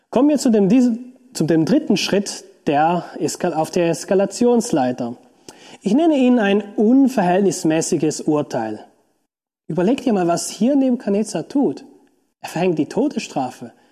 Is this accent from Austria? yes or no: no; Switzerland; Beispielsweise kann ich als Schweizer von einem Deutschen nicht verlangen, dass er sich wie ein Schweizer verhält.